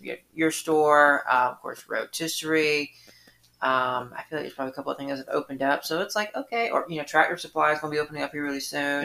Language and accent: English; Atlanta, Georgia, United States; now in Sylvania, United States; I grew up in Atlanta